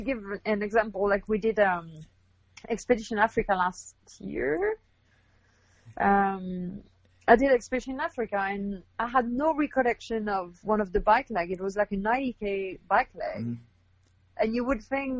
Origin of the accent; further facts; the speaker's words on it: Canada; moved away as an adult; also born or lived in South of France / Australia / Quebec; now in Western Canada; I'm Canadian originally